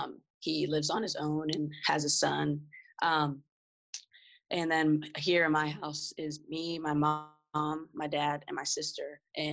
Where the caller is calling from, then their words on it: Pittsburgh, Pennsylvania, United States; I am joining you from Pittsburgh, Pennsylvania.